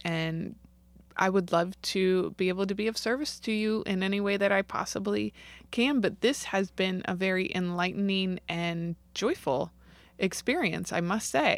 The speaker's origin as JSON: {"language": "English", "town": "St. Louis", "region": "Missouri", "country": "United States", "tie": "born or raised there", "said": "I grew up in Saint Louis"}